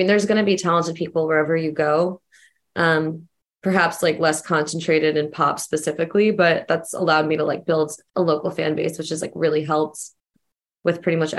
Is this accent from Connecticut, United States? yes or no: yes; Stamford, Connecticut, United States; moved away as an adult; now in Charlotte, United States; I grew up in Stamford, Connecticut, and I live in Charlotte, North Carolina. I have for years now.